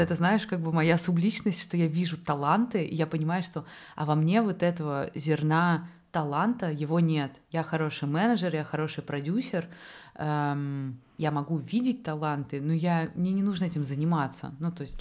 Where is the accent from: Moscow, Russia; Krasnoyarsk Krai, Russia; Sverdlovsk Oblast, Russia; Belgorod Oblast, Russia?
Moscow, Russia; я сама, например, москвичка